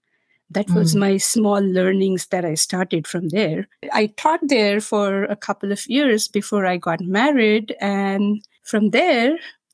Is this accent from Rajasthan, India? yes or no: no; Maharashtra, India; first language Marathi; English is a second language; Marathi is my mother tongue back in India, and I'm a literature graduate.